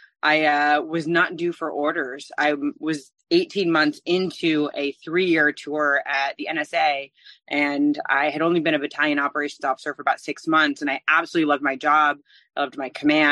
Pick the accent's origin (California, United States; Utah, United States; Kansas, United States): California, United States; San Francisco Bay Area; moved away; I'm originally from the San Francisco Bay Area